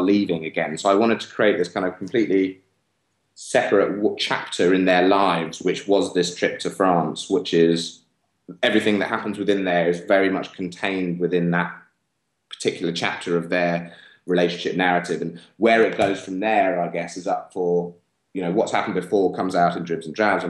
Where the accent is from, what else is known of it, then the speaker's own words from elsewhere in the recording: England, United Kingdom; growing up in England